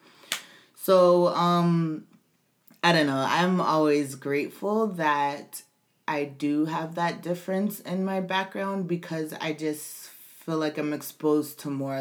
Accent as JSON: {"language": "English", "country": "United States", "said": "being an American but being born to foreign parents, to Caribbean parents"}